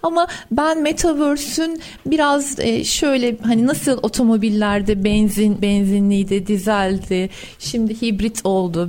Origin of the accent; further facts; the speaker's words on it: Ankara, Turkey; also born or lived in Istanbul; Doğma büyüme Ankaralıyım.